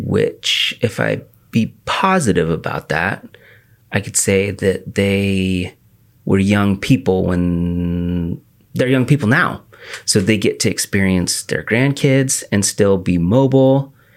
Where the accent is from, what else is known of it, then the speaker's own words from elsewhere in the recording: The Dalles, Oregon, United States; I grew up in the Dalles